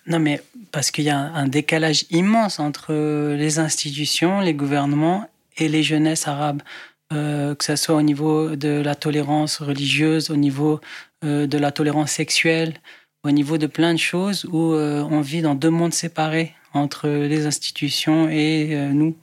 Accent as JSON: {"language": "French", "town": "Beirut", "region": "Beirut Governorate", "country": "Lebanon", "moved": "as an adult", "lives_now": "France", "said": "je viens du Liban, de Beyrouth"}